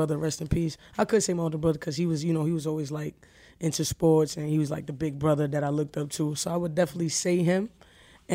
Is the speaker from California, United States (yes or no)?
no; New York City, New York, United States; being from the city